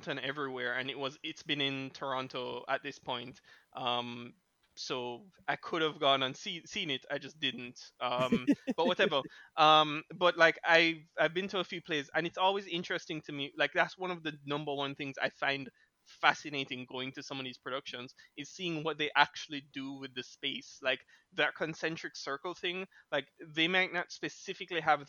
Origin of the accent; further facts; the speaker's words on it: Jamaica; being from Jamaica, growing up in Jamaica